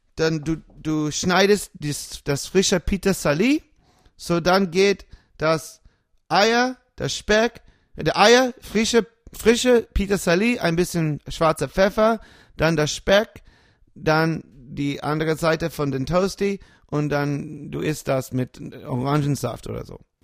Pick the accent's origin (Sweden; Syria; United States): United States; New York; German is a second language; moved away as an adult; also born or lived in Munich; now in Germany; Ich komme aus New York